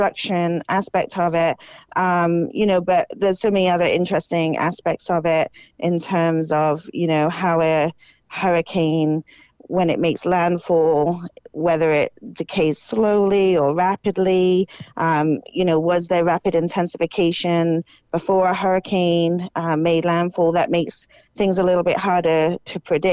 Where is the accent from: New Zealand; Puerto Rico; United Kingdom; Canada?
United Kingdom; moved away as an adult; now in Florida, United States; I grew up in the United Kingdom